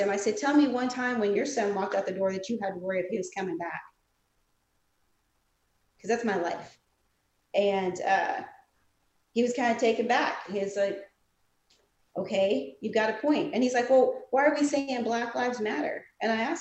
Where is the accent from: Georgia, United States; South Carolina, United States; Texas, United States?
South Carolina, United States; I'm from South Carolina. We learn Black history there